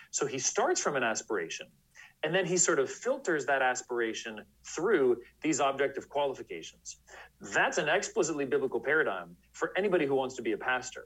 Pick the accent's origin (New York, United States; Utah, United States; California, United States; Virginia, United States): California, United States; San Francisco Bay Area; now in Washington, D.C., United States; I grew up in the San Francisco Bay Area in California.